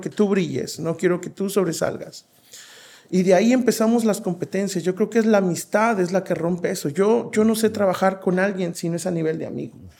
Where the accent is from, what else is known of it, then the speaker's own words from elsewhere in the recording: Veracruz, Mexico; yo soy de Veracruz y, allá se acostumbra mucho que en la tarde las señoras o las viejitas sacan sus mecedoras a las banquetas